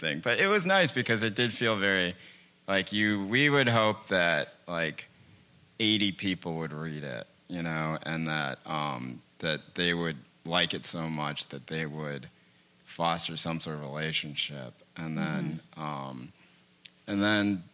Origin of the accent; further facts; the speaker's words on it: Chapel Hill, North Carolina, United States; where I grew up in Chapel Hill